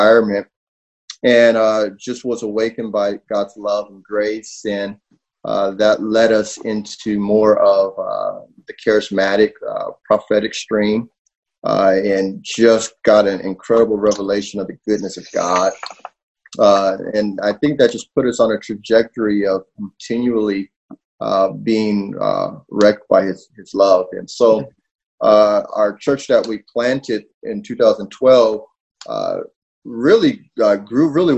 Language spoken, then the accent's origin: English; Southern California, United States; moved away as an adult; now in Wooster, United States; I was born and raised in Southern California.